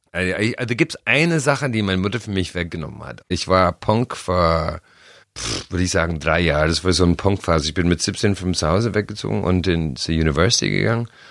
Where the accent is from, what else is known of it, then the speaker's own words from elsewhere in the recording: Ireland; German is a second language; moved away; bei uns in Irland